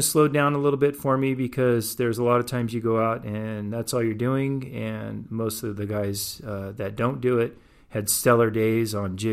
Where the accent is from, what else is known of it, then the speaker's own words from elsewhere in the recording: Port Hueneme, California, United States; I grew up in Port Hueneme, Oxnard area.